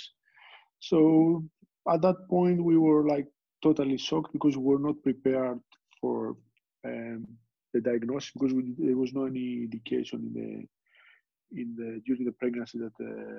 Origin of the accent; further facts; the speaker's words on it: Greece; moved away; I was born and raised in Greece